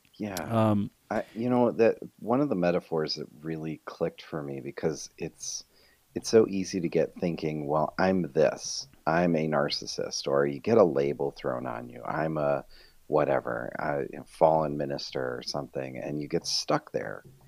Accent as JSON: {"language": "English", "town": "Rochester", "region": "New York", "country": "United States", "also_born_or_lived": "Fort Mill, South Carolina", "moved": "as an adult", "lives_now": "Rochester, United States", "said": "we're both originally from Rochester, New York"}